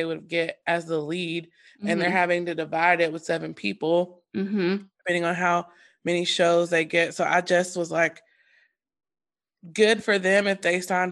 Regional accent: North Carolina, United States; I live in North Carolina. I'm from North Carolina. Yeah. I've been here all my life

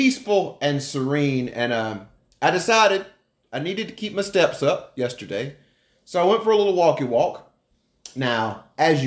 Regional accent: Colbert County, Northwest Alabama, United States; I grew up in Northwest Alabama on the other side of that river, on the Colbert side

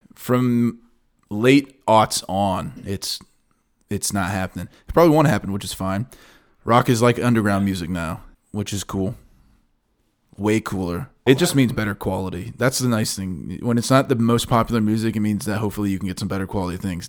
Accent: United States; In my hometown, you listen to Louisville stations

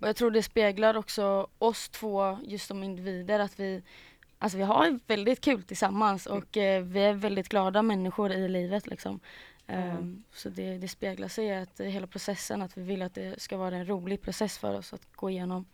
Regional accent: Gothenburg, Västra Götaland, Sweden; also born or lived in Mölndal; jag är från Göteborg, born and raised.

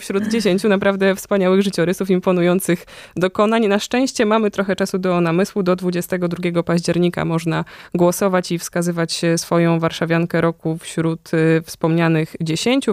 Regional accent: Warsaw, Masovian Voivodeship, Poland; my, warszawiacy, warszawianki

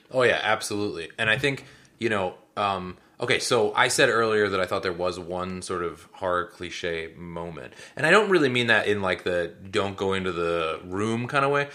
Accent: Seattle, Washington, United States; they're in Seattle, which did add some amount of joy for me 'cause that is my hometown

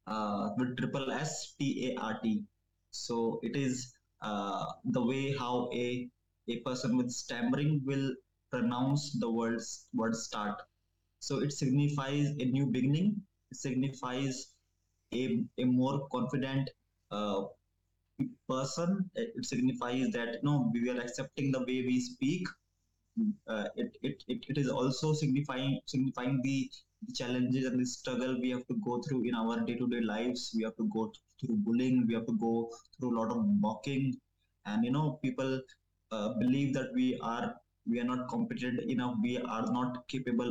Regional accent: New Delhi, Delhi, India; I'm from New Delhi, India

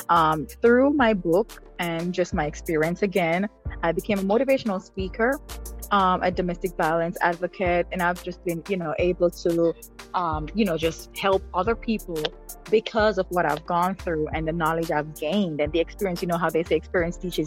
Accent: Jamaica; moved away as an adult; also born or lived in Kingston, Jamaica; now in United States; I grew up in a rural part of Jamaica

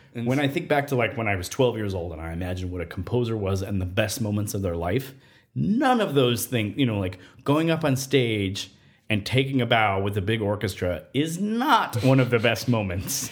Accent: Nevada, United States; moved away as an adult; I grew up in Nevada and I, I spent more than half my life outdoors until I was age eighteen.

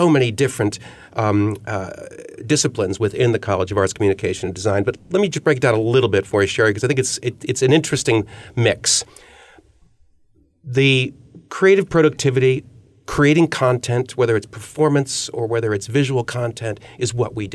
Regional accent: Ohio, United States; moved away as an adult; also born or lived in California / Chicago; I'm from Ohio

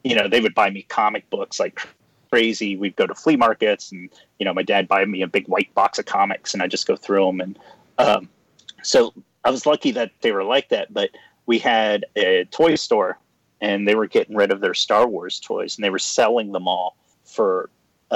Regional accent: Ohio, United States; now in Los Angeles, United States; growing up in Ohio

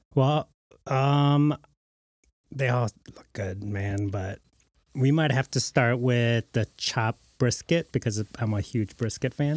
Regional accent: Lincoln Park, Michigan, United States; I'm from Lincoln Park originally

